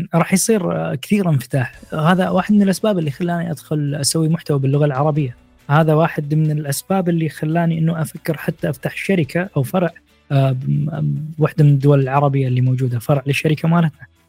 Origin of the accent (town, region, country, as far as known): Iraq; born or raised there; now in Bucharest, Romania